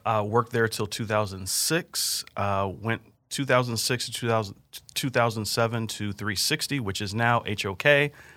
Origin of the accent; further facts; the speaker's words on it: California, United States; moved away as an adult; now in Kansas City, United States; growing up in California, started working for H N T B and Irvine right out of college